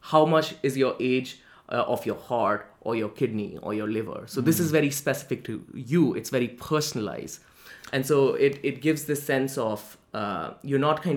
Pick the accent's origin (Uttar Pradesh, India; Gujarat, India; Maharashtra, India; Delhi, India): Delhi, India; moved away as an adult; now in New Haven, United States; I was born in Delhi, India, which is the capital of India, and I was born there, I lived there, I was raised there, went to school there, went to college there, did pretty much everything in Delhi before moving to New Haven.